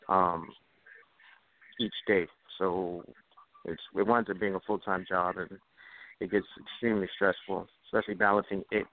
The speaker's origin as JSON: {"language": "English", "town": "New York City", "region": "New York", "country": "United States", "tie": "born or raised there", "said": "born and raised in the Bronx"}